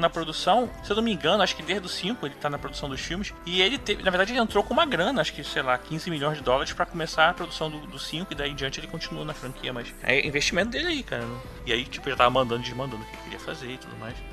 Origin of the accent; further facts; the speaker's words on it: São Paulo, Brazil; eu sou paulista, mas é